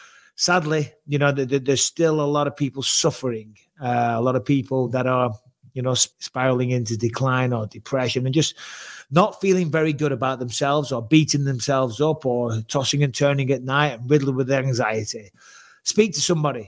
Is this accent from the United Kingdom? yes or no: yes; England, United Kingdom; Not only am I white, I'm English, right? We have the plainest food on planet Earth